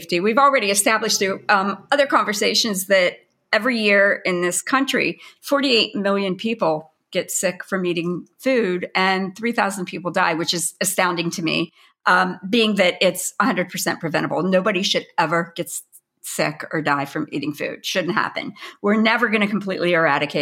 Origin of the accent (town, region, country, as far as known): Pennsylvania, United States